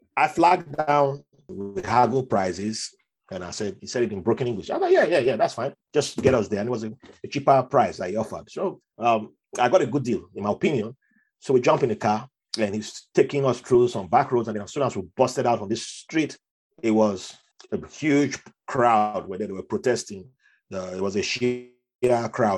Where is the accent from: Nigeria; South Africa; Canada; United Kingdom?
Nigeria; moved away as an adult; now in United States; how I grew up in Nigeria